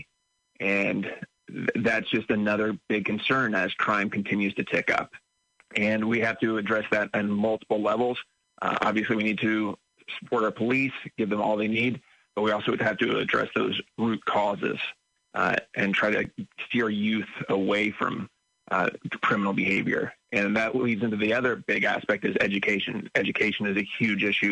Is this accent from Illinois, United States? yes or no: yes; Champaign, Illinois, United States; moved away as an adult; born and raised in Champaign County, grew up on the family farm just south of Champaign.